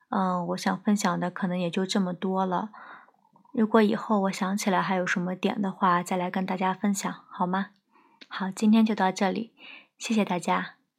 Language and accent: Chinese; southern China, China; 我是南方人，不是很适应北方这种干燥的气候